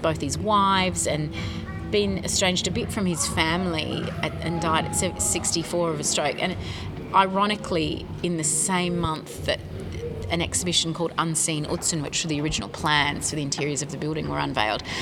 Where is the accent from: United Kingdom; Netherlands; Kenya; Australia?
Australia; Sydney, New South Wales; moved away as an adult; also born or lived in California / France / Sweden; my hometown was the Sydney Opera House